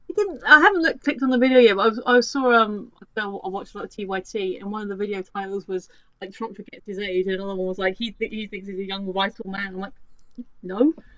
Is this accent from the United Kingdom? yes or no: yes; United Kingdom; as a British person